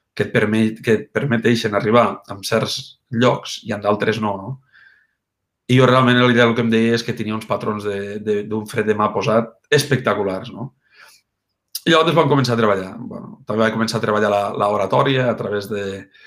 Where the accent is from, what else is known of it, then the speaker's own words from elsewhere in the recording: Mollerussa, Catalonia, Spain; A Mollerussa. Mollerussa, Lleida, i Catalunya.